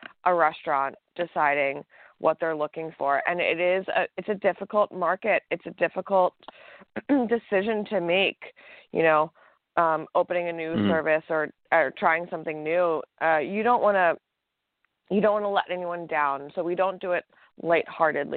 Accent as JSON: {"language": "English", "region": "East Coast", "country": "United States", "moved": "yes", "lives_now": "Los Angeles, United States", "said": "I'm from the East Coast"}